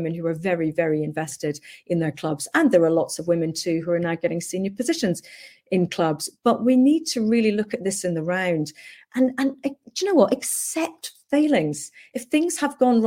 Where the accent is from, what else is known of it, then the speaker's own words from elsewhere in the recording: Hong Kong; moved away; I grew up in Hong Kong and very, you know, fortunate to do so